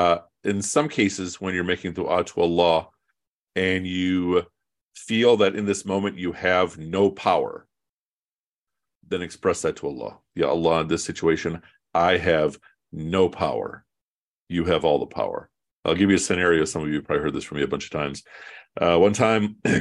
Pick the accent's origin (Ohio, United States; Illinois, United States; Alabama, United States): Illinois, United States; Chicago; I'm from Chicago